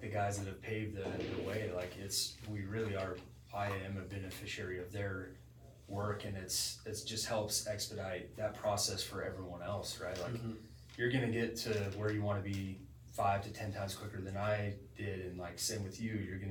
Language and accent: English; Little Rock, Arkansas, United States; growing up in Little Rock, like, it's a small town